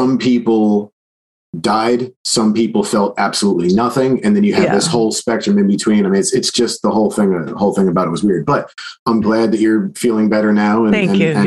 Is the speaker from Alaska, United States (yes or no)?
no; Philadelphia, Pennsylvania, United States; we lived in Philly